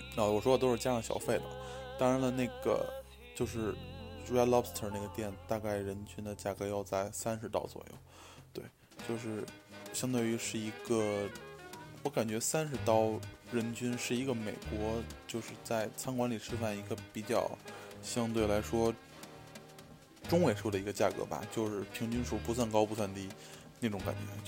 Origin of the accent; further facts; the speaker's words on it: Beijing, China; moved away as an adult; now in United States; 我作为一个北京人，在二十多年里边吃涮肉的一些经历和经验